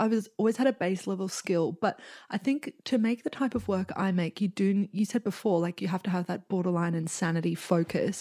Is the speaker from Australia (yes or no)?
yes; Australia; now in New York, United States; I'm an artist, And yeah, I'm Australian